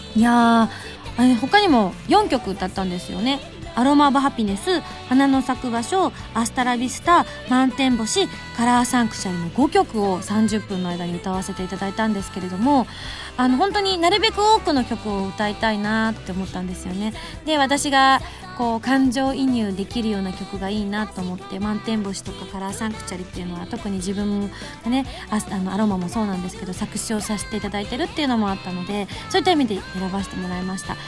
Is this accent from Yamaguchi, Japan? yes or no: yes; Yamaguchi, Japan; moved away; 去年から突然自分の出身 の山口県と関わるお仕事